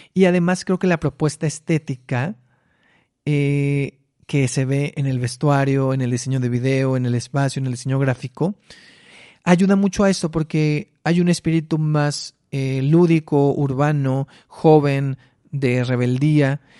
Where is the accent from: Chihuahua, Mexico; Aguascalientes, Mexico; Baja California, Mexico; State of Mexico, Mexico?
Baja California, Mexico; Mexicali; las fotos de mi niñez con mis hermanos en Mexicali.